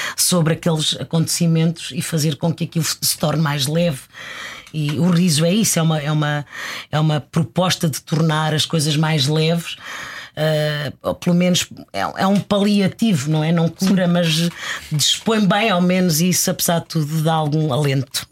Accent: Lisbon, Portugal; also born or lived in Mozambique; nasci em Moçambique, vim com dois aninhos e fomos viver para o, para o bairro da Graça

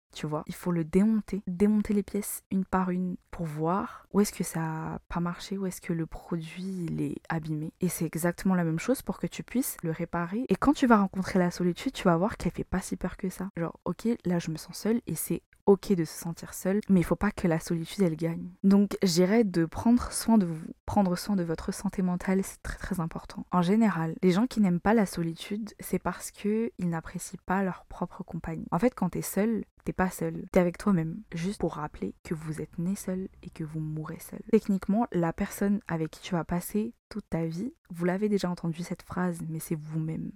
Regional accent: Madagascar; moved away as an adult; now in France; je suis malgache, j'ai fait mes études à Madagascar. Je suis venue en France pour poursuivre mes études

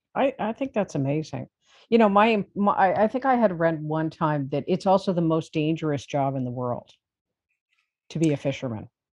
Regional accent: Toronto, Ontario, Canada; I'm from Toronto

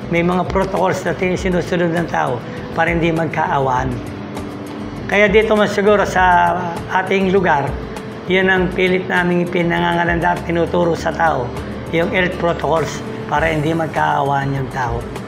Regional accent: Philippines; tayong mga Pilipino

